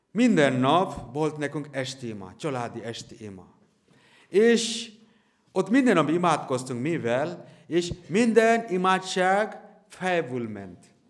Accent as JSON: {"language": "Hungarian", "area": "near Kolkata", "region": "West Bengal", "country": "India", "second_language": "Hungarian", "moved": "yes", "lives_now": "Hungary", "said": "szintén Indiából származom"}